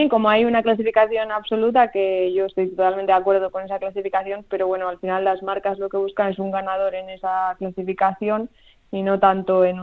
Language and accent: Spanish; Spain; siendo española ir para allá no es tan fácil como ser de allí